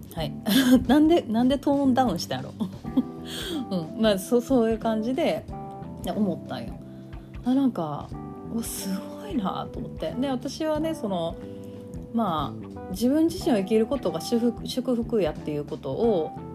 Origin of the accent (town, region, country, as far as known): Kansai, Japan; accent: Kansai-ben